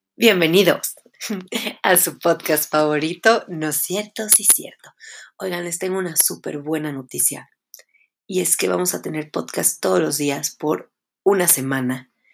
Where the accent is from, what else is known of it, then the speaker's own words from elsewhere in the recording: Puebla, Mexico; also born or lived in Mexico City; Yo nací en la Ciudad de México, pero solamente vine a nacer acá y después me regresaron a mi casa en Puebla. Entonces, pues sí soy poblana